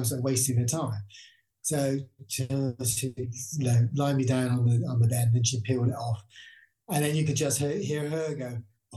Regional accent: Bristol, South West England, United Kingdom; I'm from Bristol

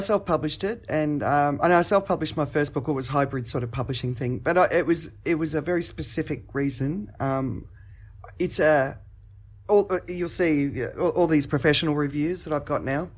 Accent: Australia; accent: Australian; now in Phuket, Thailand; I'm in Phuket, Thailand, but my accent is Australian

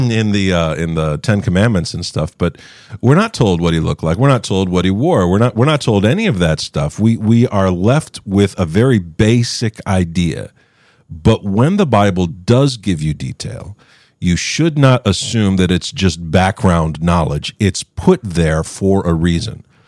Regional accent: West Virginia, United States; I grew up in West Virginia

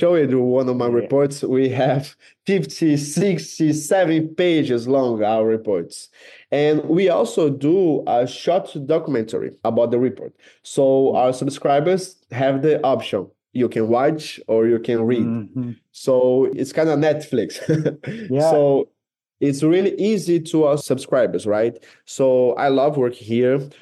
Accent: Brasília, Federal District, Brazil; English is a second language; moved away as an adult; now in Rio de Janeiro, Brazil; I was born in Rio, but my whole life, I grew up in Brasilia

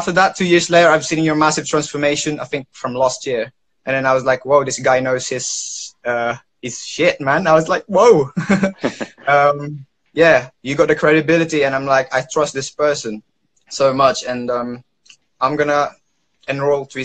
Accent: London, United Kingdom; I am from London, United Kingdom

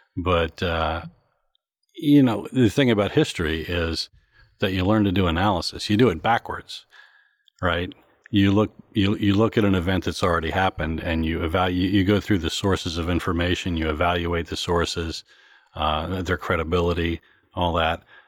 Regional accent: Morgantown, West Virginia, United States; now in Washington, D.C., United States; my hometown in Morgantown, West Virginia

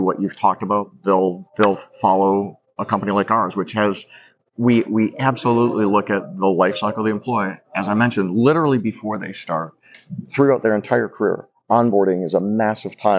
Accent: Atlanta, Georgia, United States; I come from Atlanta, and we're the home of Chick-fil-A.

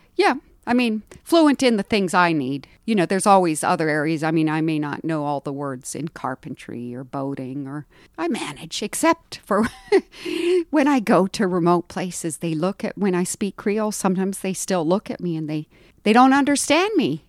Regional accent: India; moved away; also born or lived in Haiti; I was born in India and grew up in India

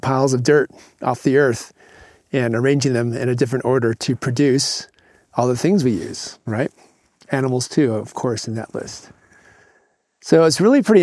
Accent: Michigan, United States; moved away; I grew up in Michigan, and for a good 10 to 12 years of my younger life before I headed off in the world, I grew up on a small farm

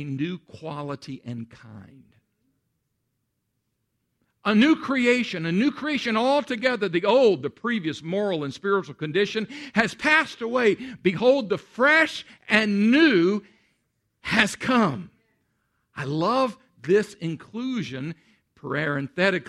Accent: Central Texas, United States; moved away; I grew up in Central Texas

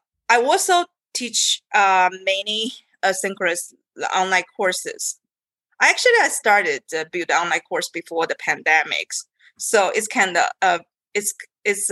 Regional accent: China; moved away as an adult; I came from China

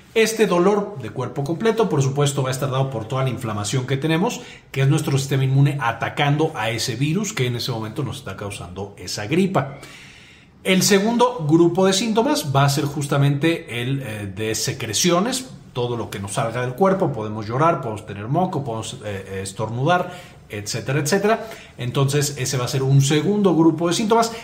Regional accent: Mexico; soy mexicano, así decimos aquí

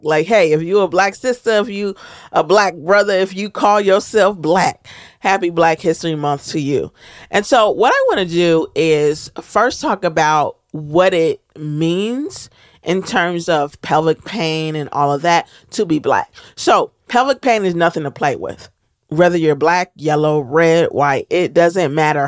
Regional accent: United States; as a Black American

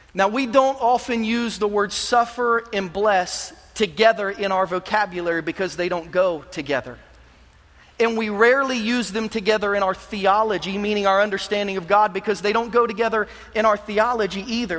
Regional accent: Kansas City, United States; moved away; I'm from Kansas City

